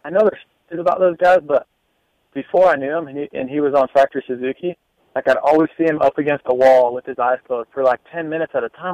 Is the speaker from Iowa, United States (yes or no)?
yes; Des Moines, Iowa, United States; my hometown mm-hmm. in Des Moines